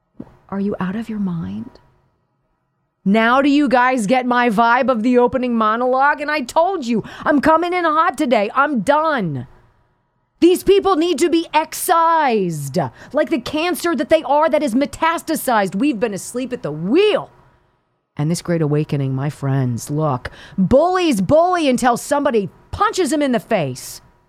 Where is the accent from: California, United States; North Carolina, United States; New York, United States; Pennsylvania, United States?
Pennsylvania, United States; I'm from Pennsylvania